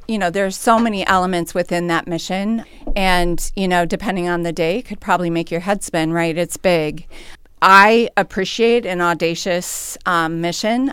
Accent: St. Peter, Minnesota, United States; I grew up in Saint Peter, uh, but have always worked, uh, professionally in Mankato

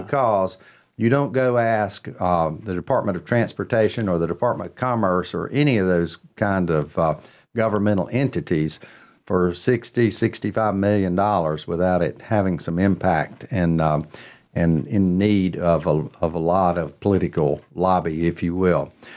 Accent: Cornelius, North Carolina, United States; my hometown

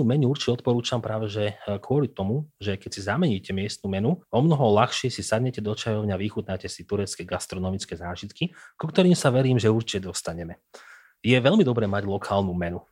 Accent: Prievidza, Trenčín Region, Slovakia; Prievidzu. Jednoducho, odkiaľ, odkiaľ som

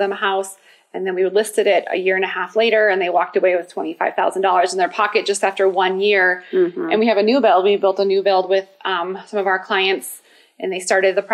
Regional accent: Minnesota, United States; now in Colorado Springs, United States; I'm from Minnesota, and so we have it would snow

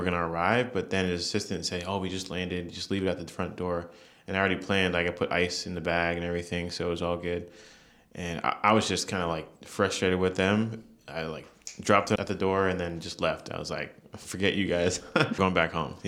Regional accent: Maryland, United States; I'm from Maryland, so the Maryland style

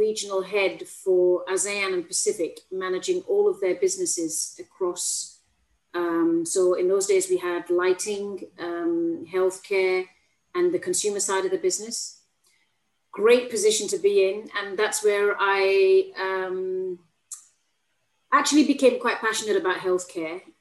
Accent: Bradford, Yorkshire and the Humber, United Kingdom; moved away as an adult; also born or lived in Manchester; now in Singapore; I'm from Bradford, Yorkshire lass, born and bred.

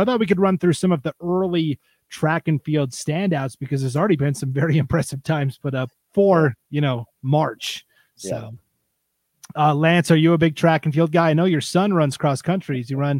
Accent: Montana, United States; now in Idaho, United States; I'm from Montana originally.

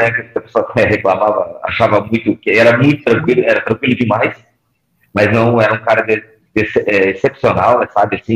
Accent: Paraná, Brazil; eu vim do interior do Paraná, pega uma camisa pesada como essa.

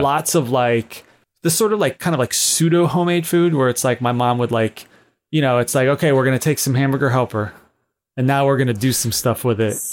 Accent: United States

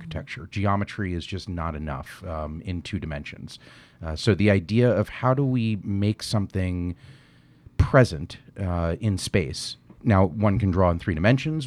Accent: New York, United States; I grew up in New York

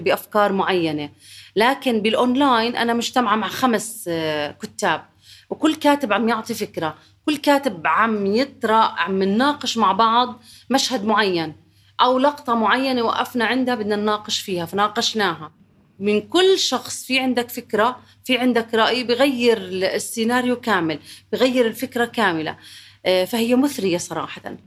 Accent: Jordan; انا كنت من الاردن

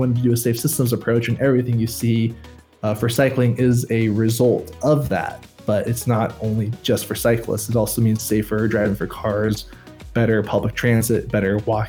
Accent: Auburn, California, United States; moved away as an adult; now in Haarlem, Netherlands; I grew up near Sacramento, California. My original hometown is Auburn. Most people probably won't know it. It's a town of 13,000 people, close to where the gold rush started

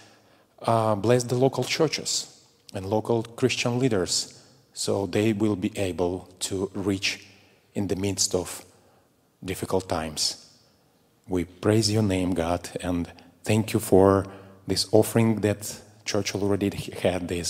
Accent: Russia; moved away as an adult; now in Moldova; I was in my home country, Russia

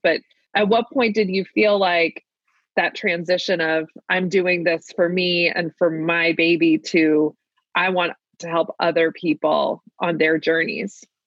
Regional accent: Maryland, United States; accent: Maryland (Baltimore); my Maryland accent

